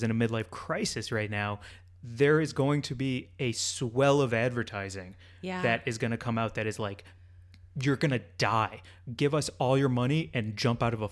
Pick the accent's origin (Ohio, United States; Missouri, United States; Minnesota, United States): Missouri, United States; St. Louis; my hometown of St. Louis